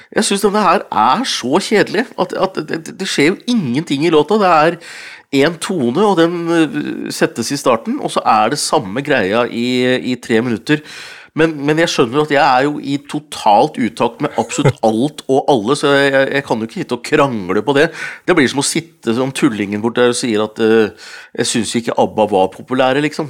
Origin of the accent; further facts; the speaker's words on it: Hunndalen, Innlandet, Norway; faren min vant jo TV på bingo hjemme i Hunndalen. Så vi var de første som, hadde TV hjemme i Hunndalen